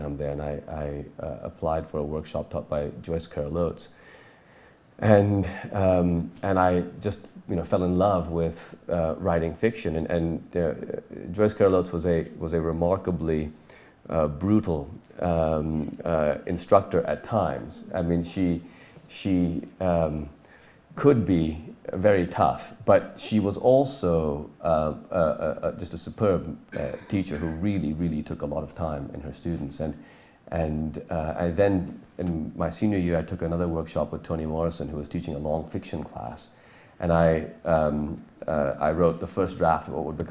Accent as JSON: {"language": "English", "country": "Pakistan", "tie": "born or raised there", "also_born_or_lived": "California", "said": "when we moved back from California to Pakistan when I was 9 years old"}